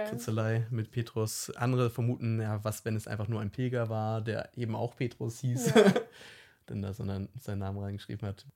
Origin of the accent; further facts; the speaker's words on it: Hamburg, Germany; ich komme ja aus Hamburg